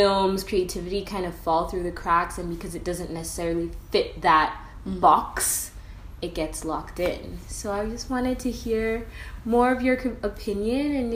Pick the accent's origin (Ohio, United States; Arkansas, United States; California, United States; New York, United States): New York, United States; also born or lived in England / Kenya; I'm from Kenya, but I was actually born in England but raised in New York